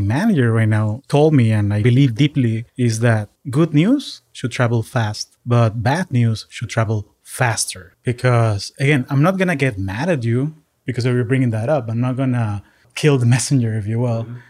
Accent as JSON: {"language": "English", "town": "Caracas", "region": "Capital District", "country": "Venezuela", "moved": "yes", "lives_now": "United States", "said": "I am originally from Caracas, Venezuela, and I've been calling the U S home for the last twenty years."}